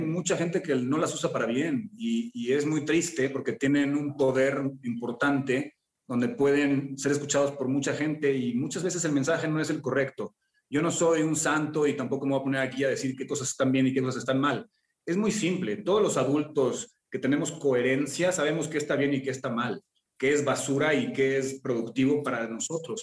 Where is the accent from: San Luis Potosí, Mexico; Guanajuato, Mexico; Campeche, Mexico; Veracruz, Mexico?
Guanajuato, Mexico; San Miguel de Allende; moved away; crecí en San Miguel de Allende